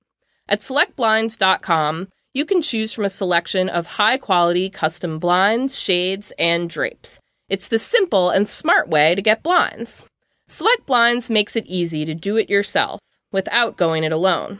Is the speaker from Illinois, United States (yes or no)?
yes; Illinois, United States; I'm from Illinois, so I know driving around in snow is horrendous.